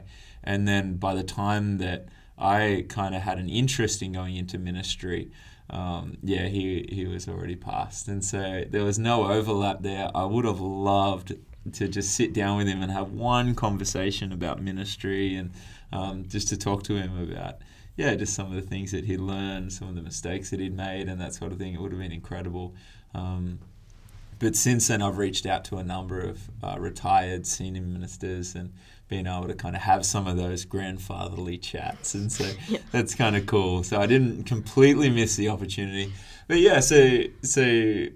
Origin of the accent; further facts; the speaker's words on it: Tweed Coast, New South Wales, Australia; moved away as an adult; also born or lived in Newcastle, Australia; now in Adelaide, Australia; I was based up on the Tweed Coast, which is like the southern end of the Gold Coast, for those that don't know the area too well. And yeah, grew up around there